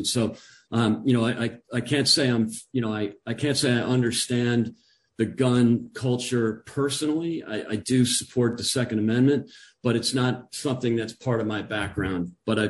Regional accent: Huntington, New York, United States; moved away as an adult; also born or lived in Chicago; now in United Kingdom; I grew up in New York, in the suburbs of New York, in Huntington, Long Island.

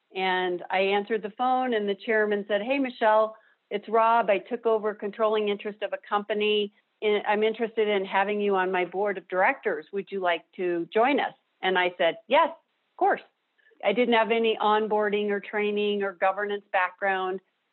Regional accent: Denver, Colorado, United States; I grew up here in Denver. I'm a native

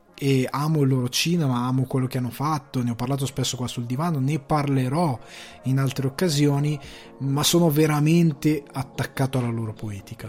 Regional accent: Italy; moved away as an adult; now in Dublin, Ireland; Io vengo da una piccola città di provincia

